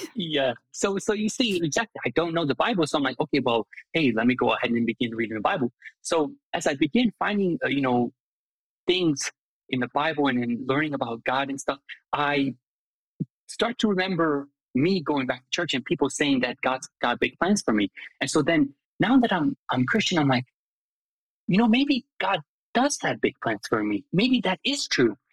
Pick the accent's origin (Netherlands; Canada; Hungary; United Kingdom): Hungary; English is a second language; also born or lived in Lima, Ohio / Durham, North Carolina / Lansing, Michigan; now in Chicago, United States; I grew up and I was born in Hungary